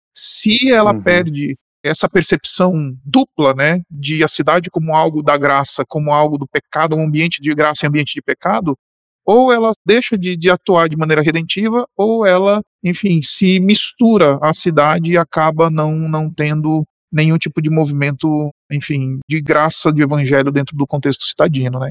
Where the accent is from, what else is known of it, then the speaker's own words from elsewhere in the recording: Boa Vista, Roraima, Brazil; now in São Paulo, Brazil; Eu nasci aqui em São Paulo, vocês sabem disso, e fui passar um exílio da cidade nos anos da minha infância em Roraima